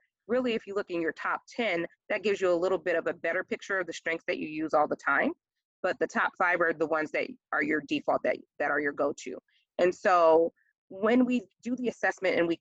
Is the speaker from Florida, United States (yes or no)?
no; New York, United States; growing up in New York with bridges in our backdrop at all times